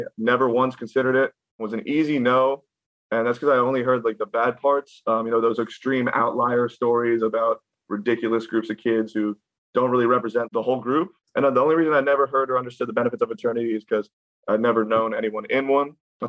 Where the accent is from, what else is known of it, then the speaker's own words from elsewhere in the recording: Gaithersburg, Maryland, United States; moved away; I grew up in Gaithersburg, Maryland, which is in the greater DC area.